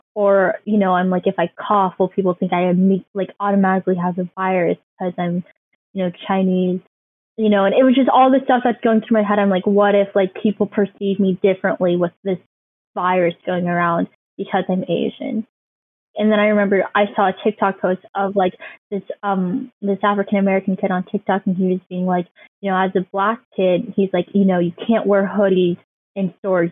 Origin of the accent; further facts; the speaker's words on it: Midland, United States; born or raised there; also born or lived in China